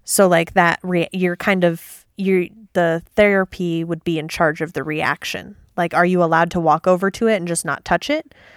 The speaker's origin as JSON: {"language": "English", "region": "Midwest", "country": "United States", "tie": "born or raised there", "said": "where I grew up in the Midwest"}